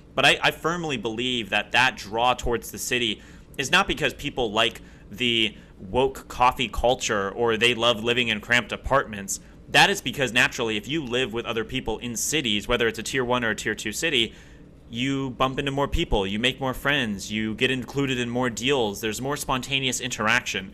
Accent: Ohio, United States; also born or lived in Columbus, Ohio / Akron, Ohio / Cleveland, Ohio; born and raised in Ohio, born in Columbus, lived outside of Akron, Cleveland for a long period of time

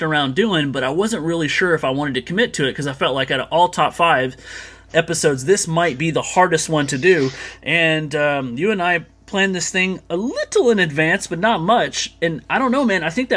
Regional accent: United States; also born or lived in Texas; I'm an American. I live here in Texas

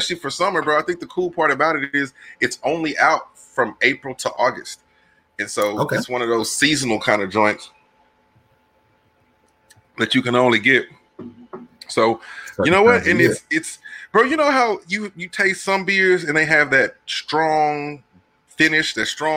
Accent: Texas, United States; we're from Texas

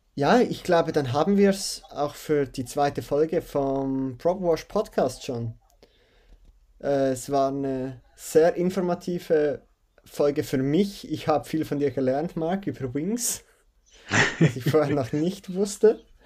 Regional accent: Switzerland; bei uns in der Schweiz

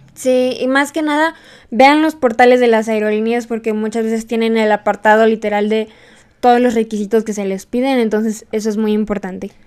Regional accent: Mexico; nosotras en México

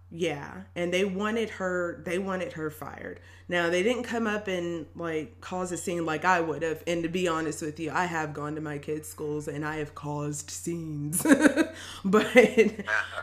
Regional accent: Tennessee, United States; also born or lived in Milwaukee, Wisconsin; we moved to Tennessee when I was pretty young, and I ended up going to uh, elementary schools here

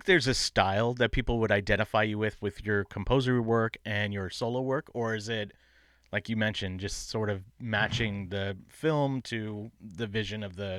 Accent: Bay Area, California, United States; moved away as an adult; now in Portland, United States; I grew up in the Bay Area

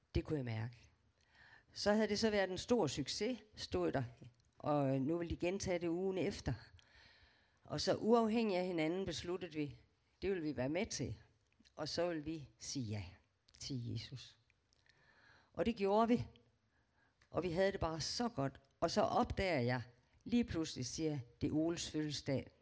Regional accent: Aarhus, Central Denmark Region, Denmark; Jeg er født i Aarhus

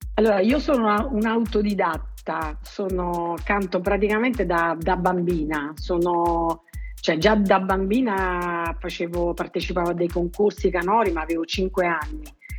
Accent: Naples area, Campania, Italy; gli autori della mia terra

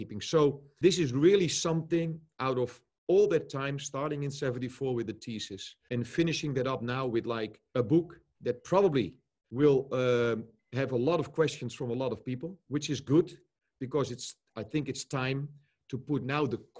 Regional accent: Netherlands; I grew up here in Holland as well

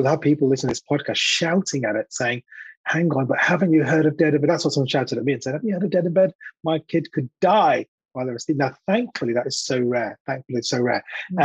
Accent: India; I'm an Indian guy, slightly overweight

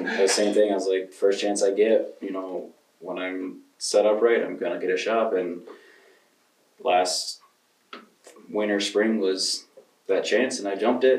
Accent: Grand Rapids, Michigan, United States; also born or lived in Neillsville, Wisconsin; now in Osseo, United States; I'm originally from Grand Rapids, Michigan.

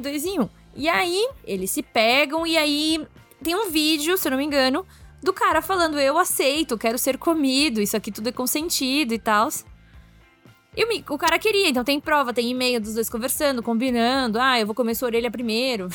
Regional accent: Brazil; Eu sou muito brasileira

